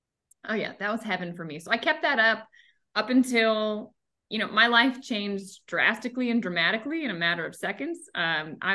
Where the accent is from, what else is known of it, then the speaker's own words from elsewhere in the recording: outside of Annapolis, Maryland, United States; now in Florida, United States; I grew up in Maryland. So no, I did not grow up in Florida. I grew up in Maryland outside of Annapolis